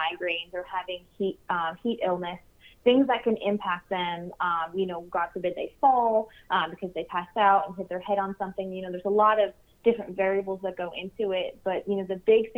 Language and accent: English; New York, United States; also born or lived in Long Island, New York; I'm originally from New York